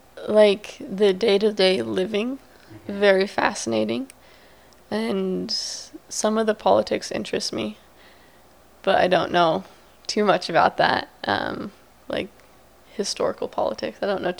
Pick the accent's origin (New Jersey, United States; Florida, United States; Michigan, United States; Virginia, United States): Virginia, United States; Virginia Beach; Well, I'm from the Virginia Beach, so I'm from the beach.